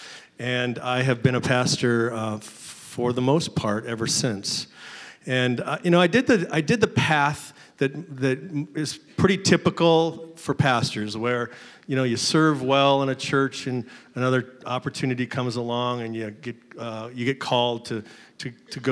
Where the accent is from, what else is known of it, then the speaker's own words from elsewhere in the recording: Seattle, Washington, United States; I am a Pacific Northwest boy. I was born and raised in Seattle. Grew up there